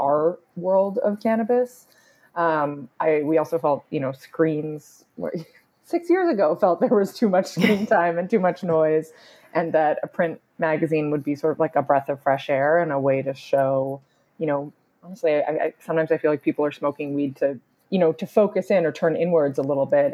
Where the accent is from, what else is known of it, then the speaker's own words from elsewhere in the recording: Vancouver, British Columbia, Canada; But I am also Canadian. I grew up in Vancouver, British Columbia